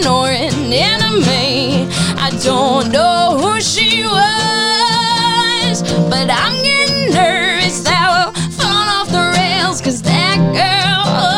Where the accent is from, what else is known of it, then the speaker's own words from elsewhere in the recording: Cutchogue, New York, United States; we're on the North Fork. We're from Cutchogue.